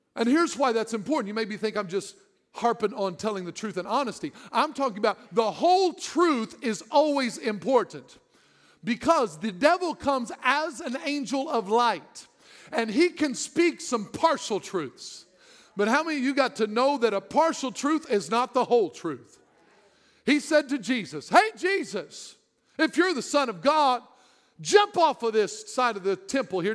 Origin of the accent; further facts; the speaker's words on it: Southern Illinois, United States; I'm from Southern Illinois.